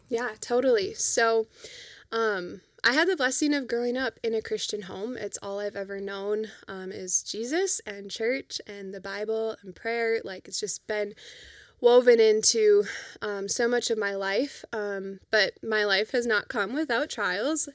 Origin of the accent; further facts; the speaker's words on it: Fargo, North Dakota, United States; also born or lived in Grand Forks; we grew up in Fargo for the most part